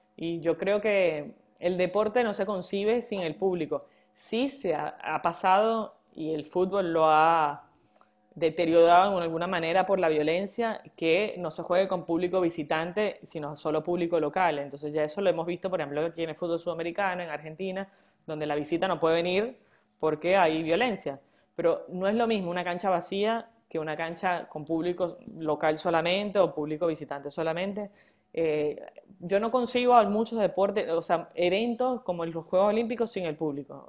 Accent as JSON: {"language": "Spanish", "country": "Venezuela", "moved": "yes", "said": "nosotros como venezolanos"}